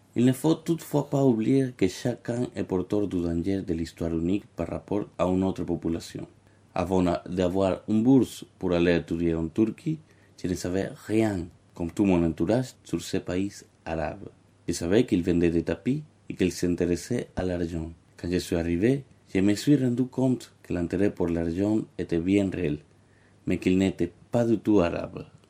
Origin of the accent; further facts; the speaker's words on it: Caracas, Capital District, Venezuela; moved away as an adult; also born or lived in Australia / Turkey; now in France; je suis né à Caracas, Venezuela